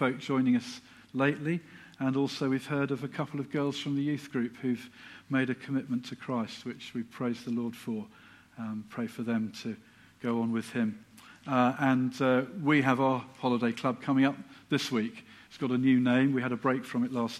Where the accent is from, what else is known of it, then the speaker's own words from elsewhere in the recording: Silsoe, East of England, United Kingdom; now in Letchworth, United Kingdom; I'm actually a fairly local lad. I was brought up in Silso as a child just down the road